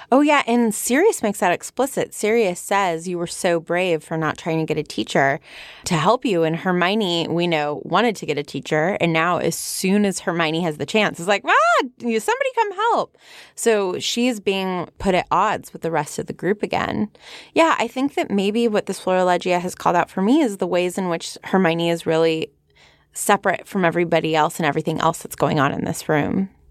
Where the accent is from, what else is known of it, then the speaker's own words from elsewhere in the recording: San Fernando Valley, California, United States; accent: Valley Girl; my Valley Girl accent